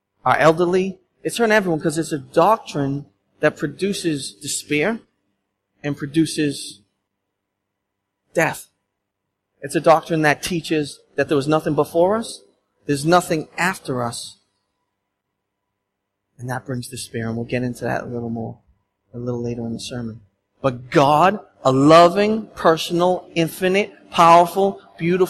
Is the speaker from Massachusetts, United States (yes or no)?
yes; Boston, Massachusetts, United States; I'm Bostonian